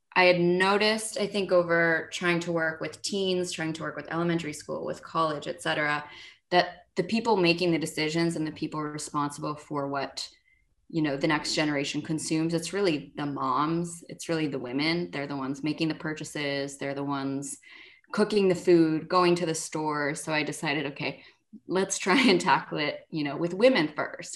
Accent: Los Angeles, California, United States; also born or lived in Berkeley; growing up in Los Angeles

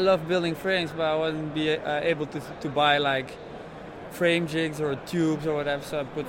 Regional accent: Leuven, Flanders, Belgium; I'm from Leuven

